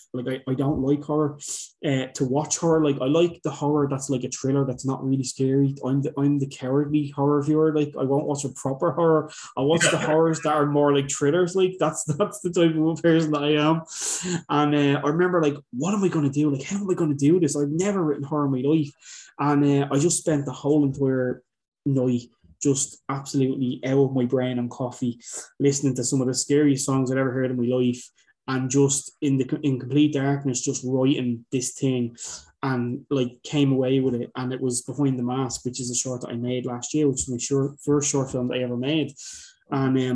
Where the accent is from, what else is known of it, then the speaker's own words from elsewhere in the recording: Dublin, Leinster, Ireland; I'm from Dublin.